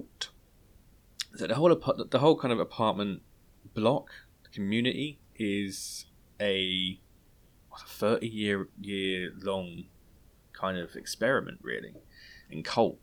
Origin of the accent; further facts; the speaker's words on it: England, United Kingdom; we're English